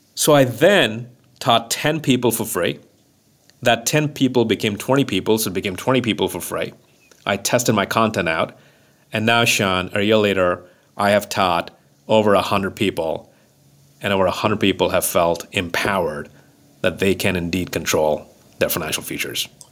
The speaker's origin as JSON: {"language": "English", "town": "Mumbai", "region": "Maharashtra", "country": "India", "tie": "born or raised there", "moved": "yes", "said": "growing up in Mumbai in that small apartment"}